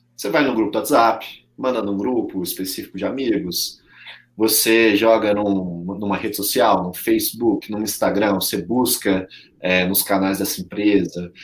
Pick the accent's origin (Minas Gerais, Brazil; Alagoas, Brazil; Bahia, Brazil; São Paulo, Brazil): Minas Gerais, Brazil; Belo Horizonte; eu sou mineiro, eu sou mineiro de Belo Horizonte